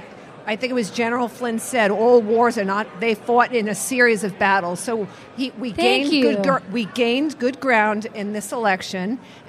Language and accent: English; New York City, New York, United States; New York City.